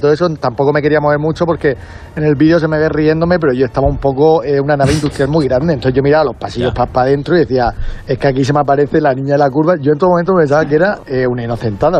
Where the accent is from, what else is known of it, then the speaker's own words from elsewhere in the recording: Region of Murcia, Spain; yo soy murciano